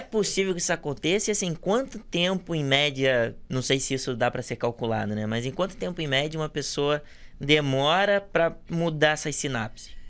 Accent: Brazil; eu sou da Zona Oeste

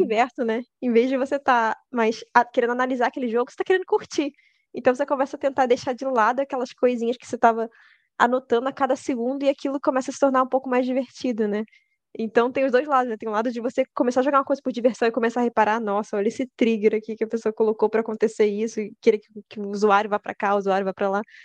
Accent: Rio de Janeiro, Brazil; E eu sou do Rio de Janeiro.

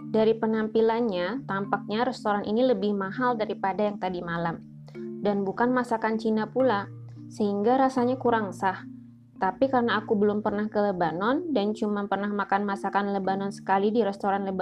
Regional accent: Jakarta, Indonesia; Dan sebagai orang Jakarta yang terbiasa menelan kemacetan, aku jadi parno sendiri.

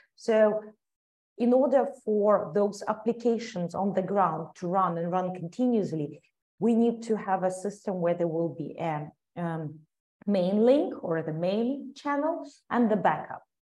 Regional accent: Ukraine; I'm a proud Ukrainian and I love a lot my, my home country

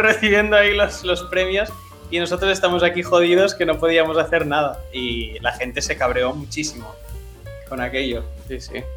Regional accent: Barcelona, Catalonia, Spain; yo soy de Barcelona

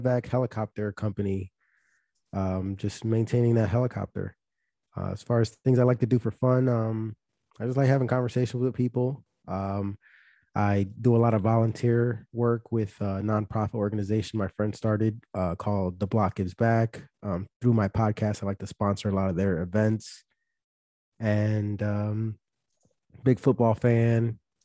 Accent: Philadelphia, Pennsylvania, United States; born or raised there; moved away as an adult

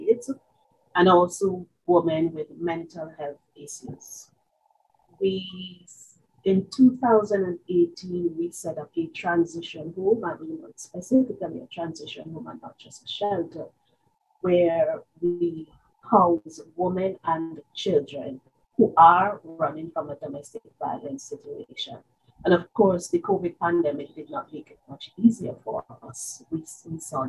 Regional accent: Jamaica; moved away as an adult; now in Trinidad and Tobago; I am a Jamaican by birth. I have been living in Trinidad and Tobago for 35, almost 36 years. I started out in Jamaica

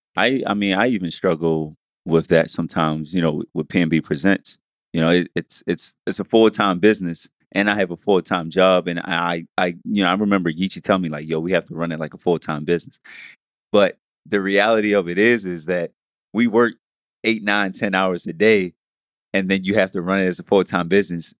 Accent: Baltimore, Maryland, United States; I'm from East Side Baltimore City

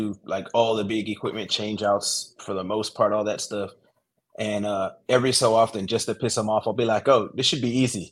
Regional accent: outside of Orlando, Florida, United States; moved away as an adult; also born or lived in Lynchburg, Virginia; now in Greenville, United States; I'm originally from Florida, from outside of Orlando

